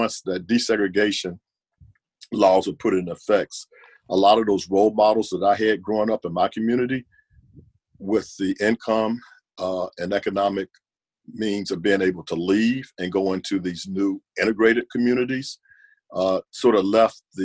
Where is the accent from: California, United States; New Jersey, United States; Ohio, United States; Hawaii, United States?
Ohio, United States; Warrensville Heights; also born or lived in Nashville, Tennessee; my own experience growing up in Warrensville Heights was a mixed community as well.